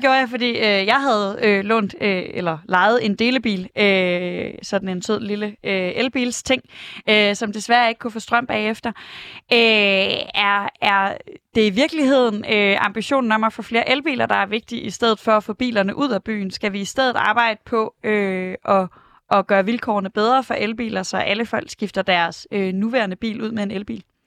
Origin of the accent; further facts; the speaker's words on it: Aarhus, Central Denmark Region, Denmark; now in Brøndshøj, Denmark; Jeg er selv fra Aarhus